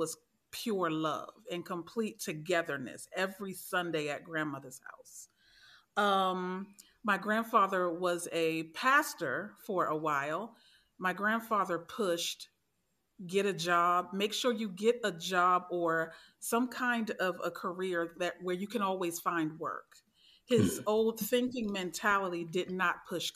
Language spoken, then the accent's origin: English; Maryland, United States; I am from Maryland